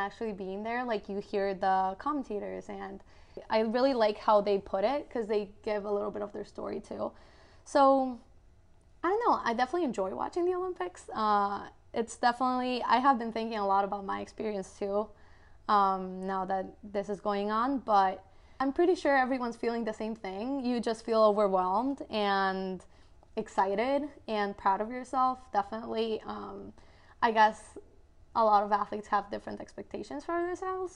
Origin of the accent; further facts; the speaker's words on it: Guatemala; moved away; I am originally from Guatemala